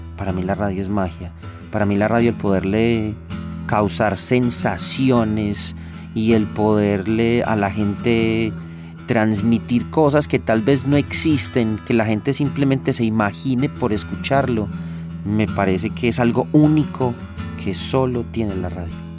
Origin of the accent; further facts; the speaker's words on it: Medellín, Antioquia, Colombia; Yo soy de Manrique Las Esmeraldas, uno de los barrios que construye la, Comuna Cuatro de Aranjuez